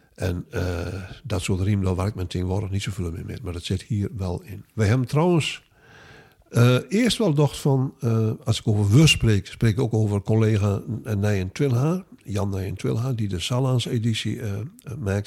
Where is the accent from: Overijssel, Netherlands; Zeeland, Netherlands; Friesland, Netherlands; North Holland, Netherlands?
Friesland, Netherlands; Oosterwolde; also born or lived in Groningen; Ik kom uit Oosterwolde.